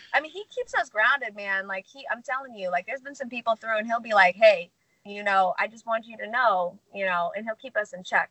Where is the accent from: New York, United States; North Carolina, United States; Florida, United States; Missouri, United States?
Missouri, United States; St. Louis; moved away as an adult; now in California, United States; I grew up in St. Louis, Missouri. Uh, I went to Lindbergh High School